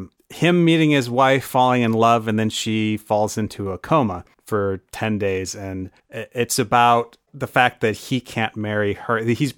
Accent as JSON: {"language": "English", "region": "Lower Michigan", "country": "United States", "said": "So I'm from Lower Michigan"}